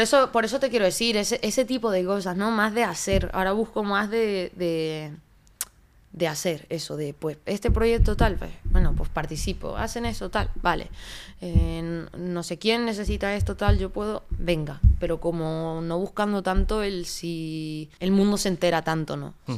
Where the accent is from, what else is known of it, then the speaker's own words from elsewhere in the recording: Canary Islands, Spain; accent: Canarian; moved away; also born or lived in Madrid / Barcelona; yo soy muy canaria, de hecho cuando lo has dicho me sale todo el acento a muerte